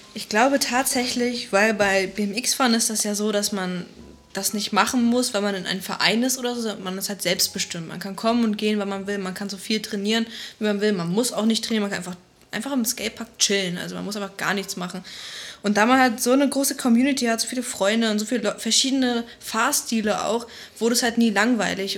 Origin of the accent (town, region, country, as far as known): Flensburg, Schleswig-Holstein, Germany; born or raised there; now in Berlin, Germany